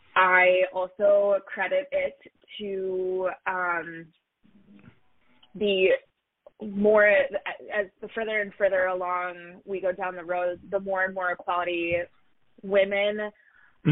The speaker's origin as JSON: {"language": "English", "town": "Duluth", "region": "Minnesota", "country": "United States", "tie": "born or raised there", "also_born_or_lived": "Orlando, Florida", "said": "I was born um, and raised in a smaller town up north in Minnesota called Duluth"}